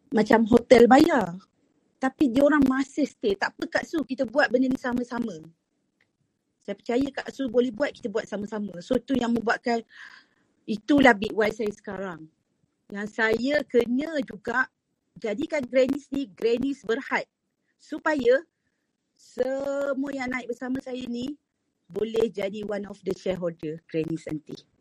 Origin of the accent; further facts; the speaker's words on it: East Coast, Malaysia; moved away as an adult; also born or lived in Terengganu; now in Kuala Lumpur, Malaysia; saya daripada Pantai Timur